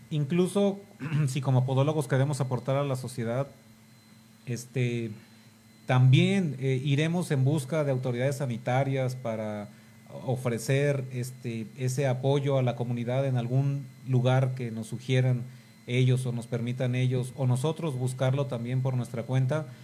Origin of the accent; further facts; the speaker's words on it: Mexico; como mexicanos